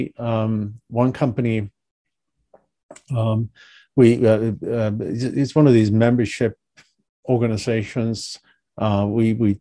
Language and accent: English; Sweden; moved away as an adult; also born or lived in Europe; now in United States; I'm originally from Sweden. I left many years ago, but I'm originally from Sweden.